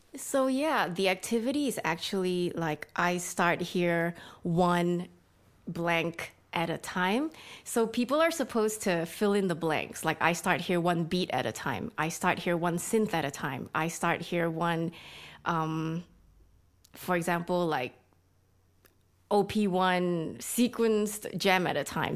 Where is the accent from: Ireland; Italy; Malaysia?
Malaysia; moved away as an adult; now in Sydney, Australia; I'm Malaysian